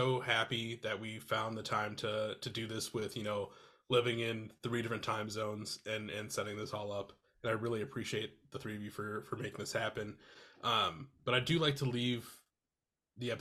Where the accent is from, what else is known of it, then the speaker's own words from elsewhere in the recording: Iowa, United States; now in Minneapolis, United States; so I live in Minneapolis now. I'm originally from Iowa.